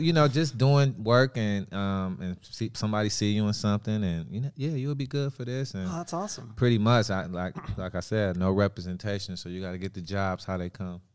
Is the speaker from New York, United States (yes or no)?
no; Wisconsin, United States; I'm from Wisconsin